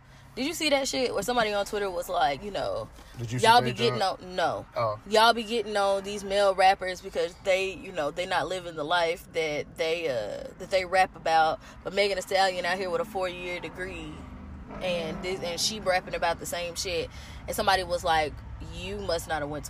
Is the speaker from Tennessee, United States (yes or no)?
yes; Nashville, Tennessee, United States; I'm from Nashville, so there's plenty live music down here